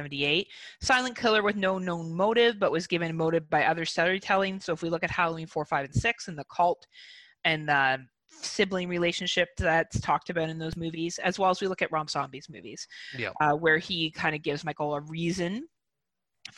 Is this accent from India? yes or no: no; Canada; I'm a Canadian.